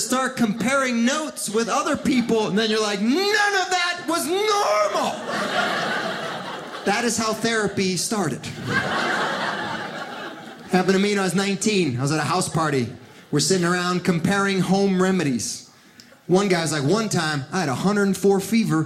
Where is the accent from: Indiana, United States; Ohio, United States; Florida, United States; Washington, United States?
Florida, United States; Miami; English is a second language; also born or lived in Cuba / Philadelphia; now in Southern California, United States; I was born in Cuba, raised in Miami, so I'm a good swimmer